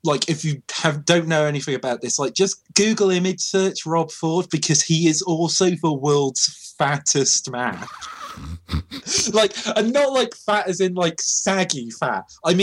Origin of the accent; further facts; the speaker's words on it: Canada; Yeah, because we're Canadian and that's how this country works, but I don't know anymore.